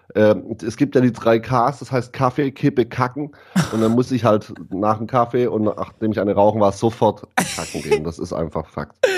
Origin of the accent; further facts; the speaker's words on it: Ditzingen, Baden-Württemberg, Germany; ich komme aus, aus dem geilsten Dorf der Welt und zwar aus Ditzinger